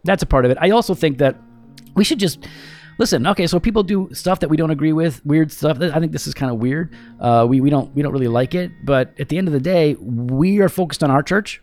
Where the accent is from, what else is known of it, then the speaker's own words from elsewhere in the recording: United States; I am an American in America